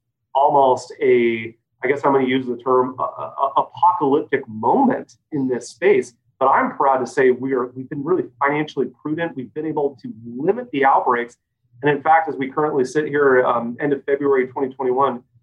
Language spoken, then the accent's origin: English; Salem, Oregon, United States; I'm a fifth generation Oregonian, born and raised in Salem, went to Silverton High School.